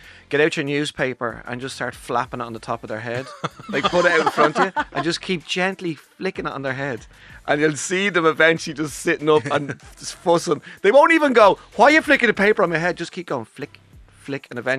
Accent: Dublin, Leinster, Ireland; Well, I'm from Ireland and Dublin.

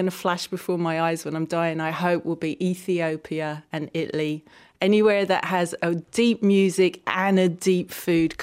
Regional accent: London, United Kingdom; when I was growing up in London

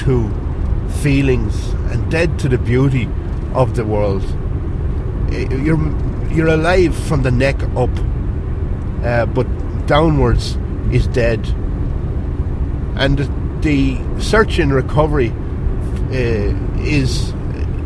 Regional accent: Ireland; accent: country accent; my country accent

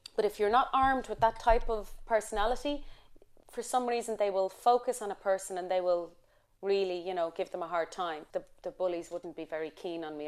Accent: Ireland; moved away; I'm Irish

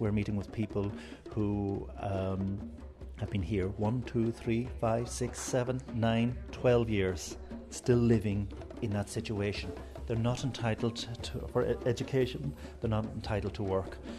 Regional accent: Ireland; We as Irish people

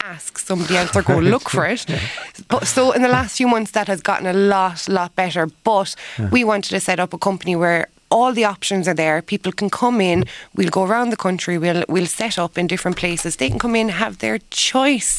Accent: Ireland; being Irish

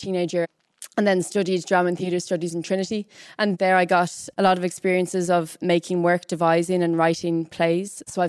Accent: Dublin, Leinster, Ireland; So I grew up in Dublin. I've always lived in Dublin. I went to Irish schools growing up

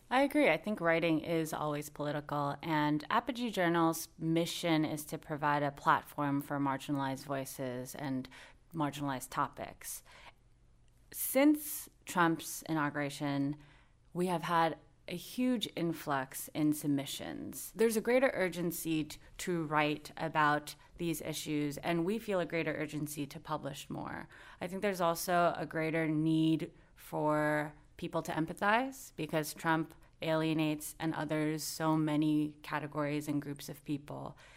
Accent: United States; growing up in the United States

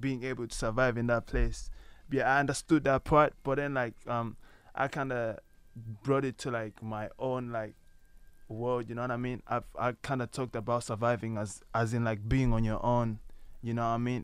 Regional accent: Malawi; now in Ireland; I'm originally from Malawi.

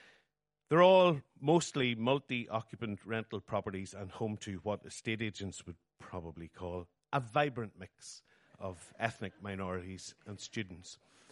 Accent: Newry, Northern Ireland, United Kingdom; moved away as an adult; also born or lived in Sainfield, County Down / Belfast; now in Saintfield, United Kingdom; I'm from Newry, brackets, the County Down side, close brackets. My father was from Katy in County Armagh. My mother was born in Roscavvy

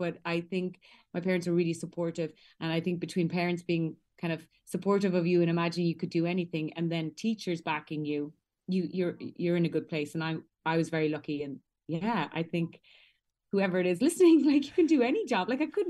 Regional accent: Ballincollig, Munster, Ireland; We all grew up, went to Scullbarra, went to Ballincollig Community School.

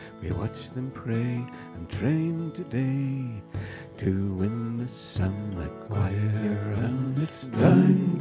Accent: County Down, Northern Ireland, United Kingdom; I come from the County Down.

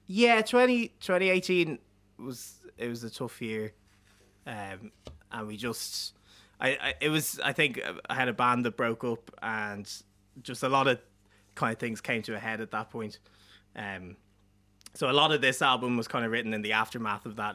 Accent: Dublin, Leinster, Ireland; I grew up in South Dublin

